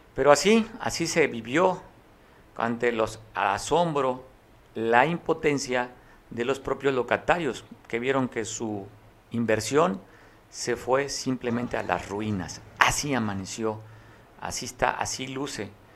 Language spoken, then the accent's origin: Spanish; Mexico; la vivimos como mexicanos y como costeños